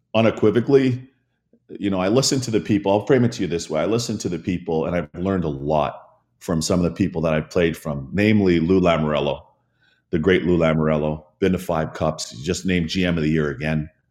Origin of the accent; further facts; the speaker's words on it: Toronto, Ontario, Canada; since I was a young kid growing up in Toronto